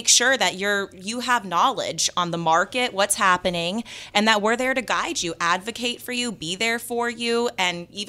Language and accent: English; Las Vegas, Nevada, United States; moved away; I'm from Las Vegas